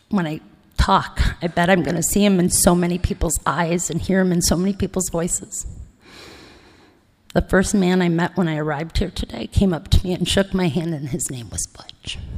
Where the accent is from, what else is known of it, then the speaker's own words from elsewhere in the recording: Ithaca, New York, United States; born there; I was born in Ithaca, New York.